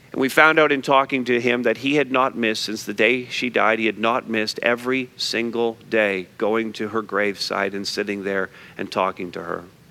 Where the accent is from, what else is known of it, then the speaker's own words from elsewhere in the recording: Montreal, Quebec, Canada; moved away; I grew up in Montreal North